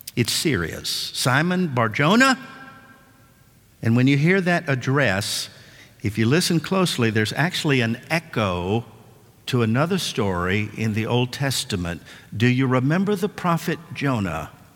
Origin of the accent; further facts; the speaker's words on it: West Tennessee, United States; my dad and I grew up fishing in West Tennessee